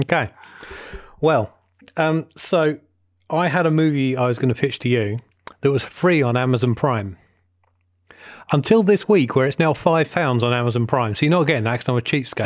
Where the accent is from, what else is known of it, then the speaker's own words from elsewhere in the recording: Watford, East of England, United Kingdom; my hometown of Watford in Hertfordshire